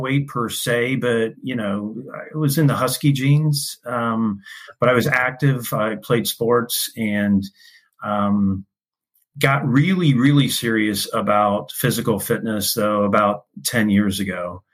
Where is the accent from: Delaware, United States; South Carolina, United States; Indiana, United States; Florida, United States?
Indiana, United States; Indianapolis; moved away as an adult; also born or lived in Illinois; I grew up in Indianapolis. I was one of four sons. My mom and dad raised us in Indianapolis